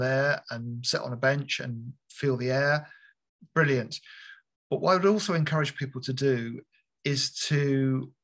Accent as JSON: {"language": "English", "country": "United Kingdom", "tie": "born or raised there", "moved": "yes", "said": "I grew up near London"}